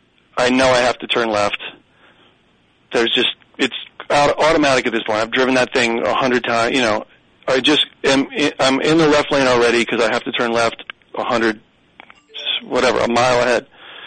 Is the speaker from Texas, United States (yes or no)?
no; Michigan, United States; accent: Michigan; I did everything in my power to eradicate my Michigan accent, and I think I've done a pretty good job.